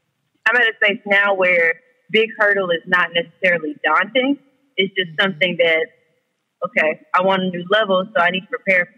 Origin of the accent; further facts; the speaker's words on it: Dallas, Texas, United States; I'm from Dallas.